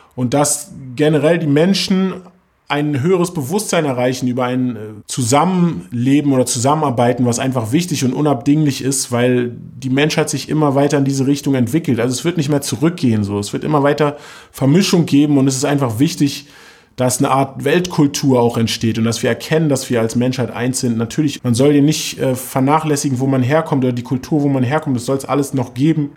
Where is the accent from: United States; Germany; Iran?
Germany; wir sind beide in Morbid aufgewachsen